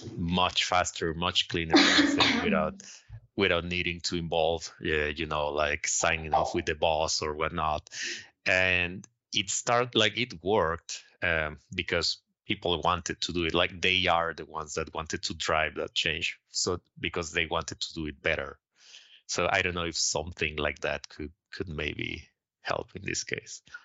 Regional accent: Mexico; moved away as an adult; now in Sweden; I'm originally from Mexico and I've been living here in Sweden for the past four years

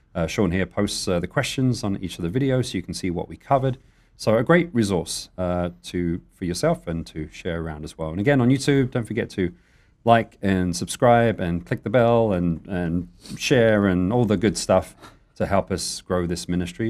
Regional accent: United Kingdom; being British

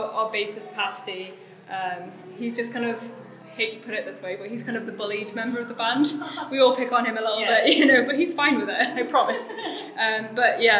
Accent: North Wales, United Kingdom; I'm from North Wales

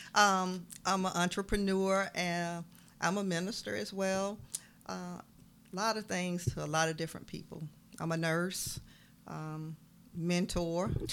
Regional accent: Waynesboro, Georgia, United States; originally from down the road, Waynesboro

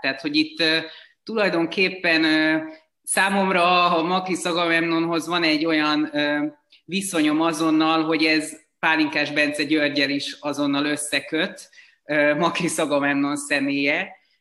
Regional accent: Pécs, Baranya, Hungary; moved away as an adult; now in Budapest, Hungary; körülbelül tíz éve költöztem el Pécsről, de, de ott éltem 20 éves koromig

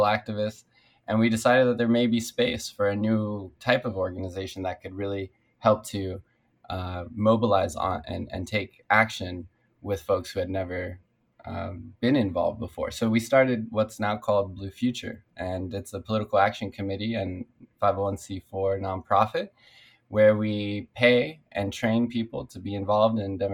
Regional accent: Culver City, California, United States; I grew up in Culver City on the west side, and my city has changed quite a bit. When I moved here with my parents, I was only 3 years old

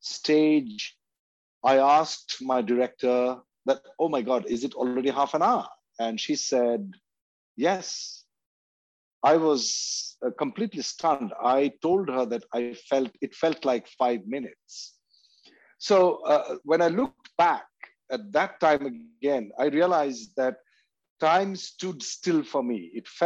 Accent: India; And especially growing up in India, had been surrounded by these kinds of questions because of the tradition of amazing mystics being born in India since thousands of years ago till today.

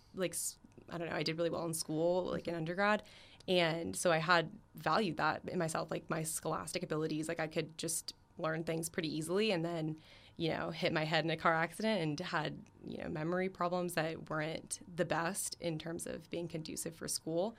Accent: Florida, United States; I'm from Florida, so it's my in-state school

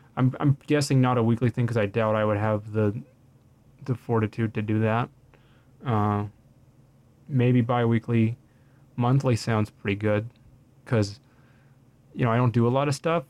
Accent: Winnipeg, Manitoba, Canada; born and raised in Winnipeg, Manitoba, continues to live in Winnipeg, Manitoba till this day

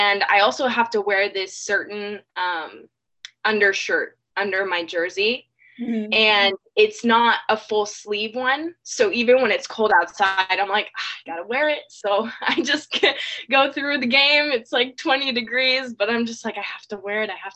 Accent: California, United States; born or raised there; moved away as an adult; now in Georgia, United States

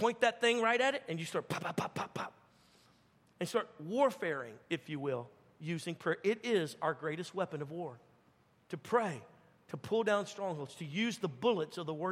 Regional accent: Baton Rouge, Louisiana, United States; moved away; I'm from Baton Rouge, Louisiana originally.

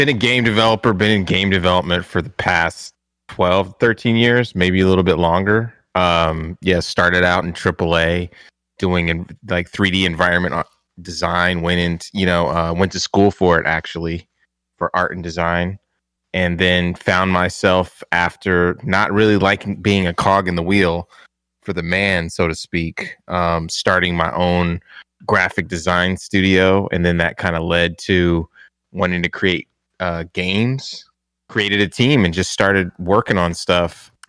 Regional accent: San Diego, California, United States; I came from San Diego, moved to the Bay Area for this IGN, this whole IGN experience.

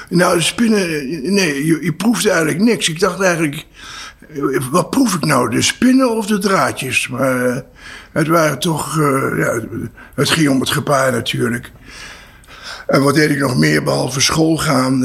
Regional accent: Apeldoorn, Gelderland, Netherlands; also born or lived in Voorburg, South Holland; in 1948 zijn we verhuisd naar Apeldoorn

